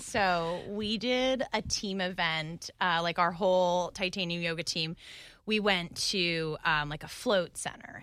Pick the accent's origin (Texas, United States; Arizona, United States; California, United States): Arizona, United States; Phoenix; moved away as an adult; also born or lived in New York / Dallas; now in Jacksonville, United States; I'm from Phoenix, Arizona